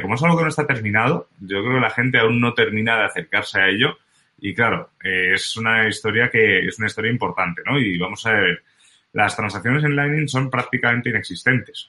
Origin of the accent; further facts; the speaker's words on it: Spain; como buen español